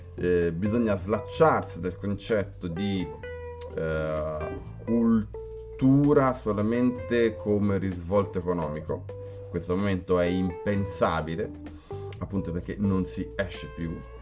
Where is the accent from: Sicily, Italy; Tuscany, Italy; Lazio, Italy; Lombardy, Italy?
Tuscany, Italy; Grosseto; moved away as an adult; now in Rome, Italy; io eh, sono di Grosseto, sono scappato da Grosseto perché artisticamente non offriva nulla eh, e sono eh, emigrato a Roma